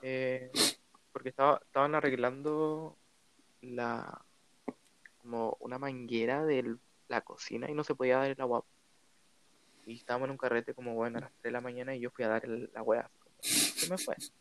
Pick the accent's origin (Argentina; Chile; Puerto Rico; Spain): Chile